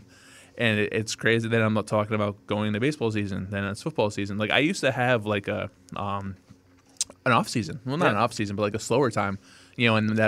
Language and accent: English; New York, United States; I'm from New York